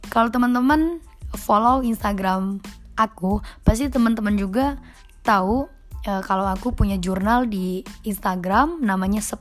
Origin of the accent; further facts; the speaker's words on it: Subang, West Java, Indonesia; born there; now in Bandung, Indonesia; Aku lahir di Subang tanggal 2 April 2000 hari Minggu.